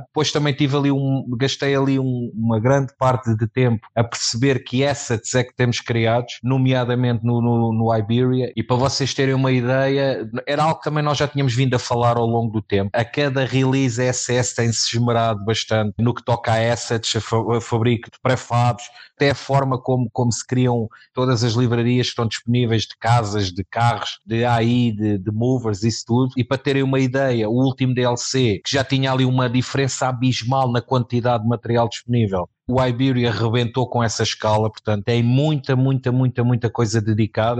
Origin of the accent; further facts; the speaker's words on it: Sintra, Lisbon, Portugal; eu sou aqui da zona de Sintra